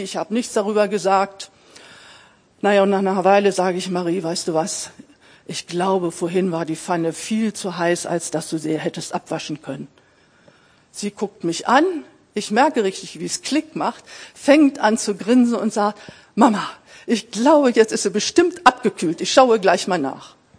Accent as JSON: {"language": "German", "town": "Braunschweig", "region": "Lower Saxony", "country": "Germany", "tie": "born or raised there", "said": "Ich bin in Braunschweig geboren"}